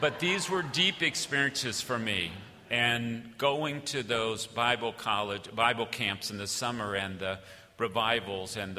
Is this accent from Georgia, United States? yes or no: yes; Georgia, United States; moved away; my home country, which is Georgia. Not the nation, but the state, which is where my family and a whole lot of my family is from